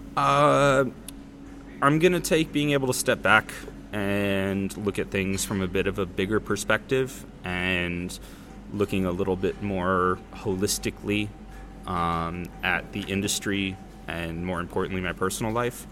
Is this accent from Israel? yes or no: no; United States; moved away as an adult; also born or lived in San Diego; now in Copenhagen, Denmark; being an American